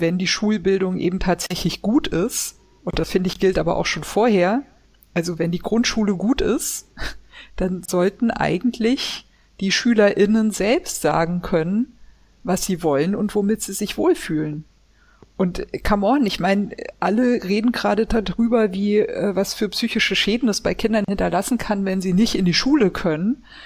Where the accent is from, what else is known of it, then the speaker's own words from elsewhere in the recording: Swabia, Baden-Württemberg, Germany; Ich bin nicht getauft ähm, und ich bin in Schwaben geboren